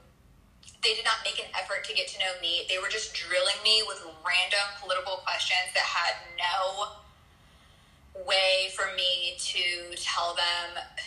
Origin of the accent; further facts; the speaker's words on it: Montana, United States; from Montana